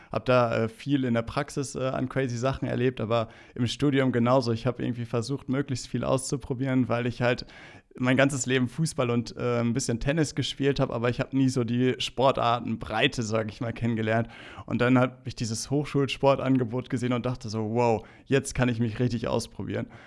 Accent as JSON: {"language": "German", "region": "North Rhine-Westphalia", "country": "Germany", "tie": "born or raised there", "said": "Ähm, ein Lippedorf, ähm, schön an der Lippe gelegen. Ähm, meine Heimat, ähm, ich will es nicht missen, dort aufgewachsen zu sein, in so einem behüteten Umfeld"}